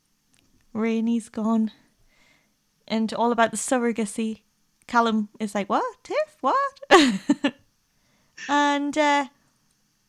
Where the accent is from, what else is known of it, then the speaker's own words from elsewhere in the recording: Newcastle upon Tyne, North East England, United Kingdom; accent: Geordie; I'm not as Geordie as I can be when I'm really passionate